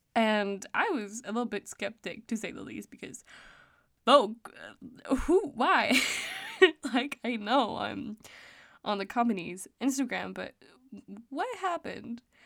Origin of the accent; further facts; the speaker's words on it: Denmark; English is a second language; I am Danish, so, um, I may have a little bit of an accent when I'm talking English.